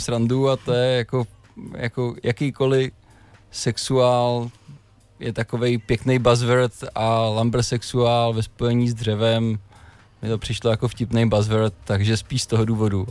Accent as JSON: {"language": "Czech", "town": "Všenory", "region": "Central Bohemian Region", "country": "Czechia", "said": "u nás ve Všenorech se ještě dělá sídr"}